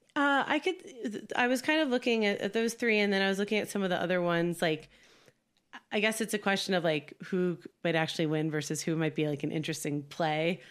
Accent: New Jersey, United States; now in California, United States; I live in California now. I'm from New Jersey

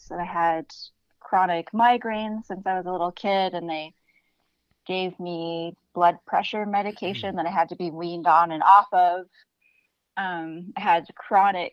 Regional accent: Canada; now in Los Angeles, United States; I'm from Canada

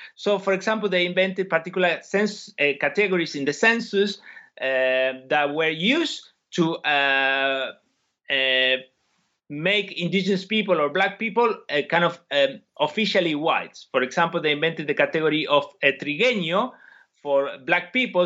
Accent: Argentina; moved away as an adult; now in United Kingdom; I come from Argentina

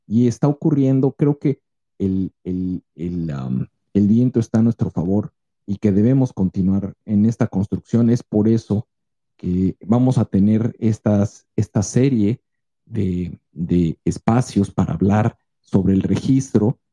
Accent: Mexico; esa pasión que nos identifica a nosotros como mexicanos

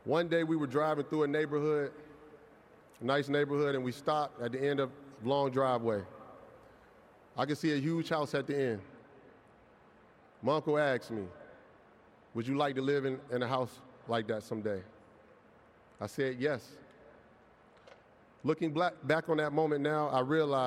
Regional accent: Aliquippa, Pennsylvania, United States; I'm from Aliquippa, Pennsylvania

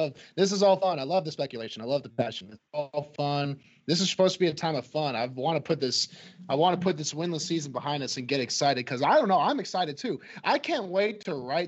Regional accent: Clarksville, Tennessee, United States; I'm from Clarksville

